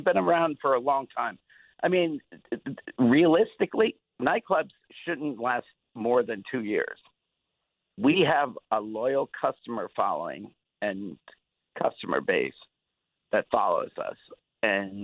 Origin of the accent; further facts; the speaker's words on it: New York City, New York, United States; moved away; I grew up in New York